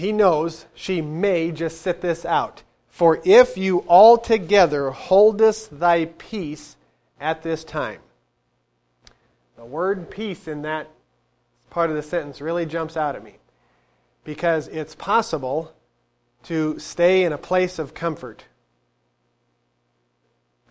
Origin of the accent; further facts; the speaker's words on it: United States; Us as American citizens